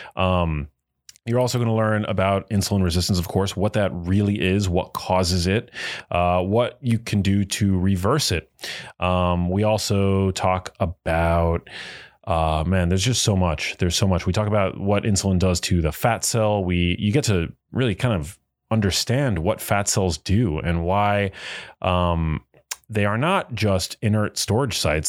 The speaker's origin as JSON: {"language": "English", "town": "New York City", "region": "New York", "country": "United States", "tie": "born or raised there", "said": "growing up in New York City"}